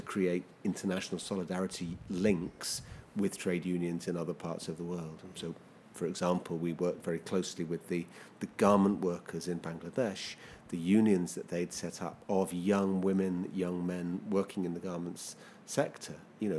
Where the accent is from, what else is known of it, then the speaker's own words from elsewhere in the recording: London, United Kingdom; I come from London